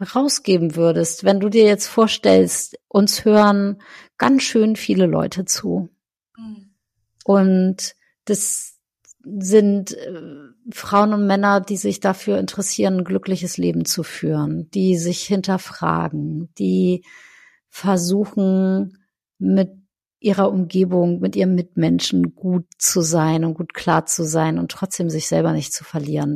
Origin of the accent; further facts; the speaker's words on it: North Frisia, Schleswig-Holstein, Germany; wo ich herkomme, aus Nordfriesland